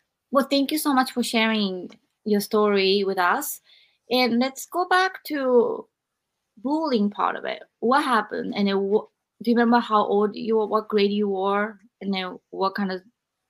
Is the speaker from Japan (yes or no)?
yes; Japan; moved away; when I was growing up in Japan